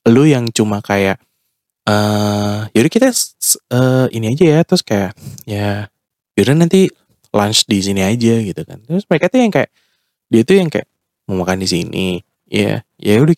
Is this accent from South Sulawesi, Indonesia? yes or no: no; Jakarta, Indonesia; ya gue lahir dan besar di Jakarta gitu maksudnya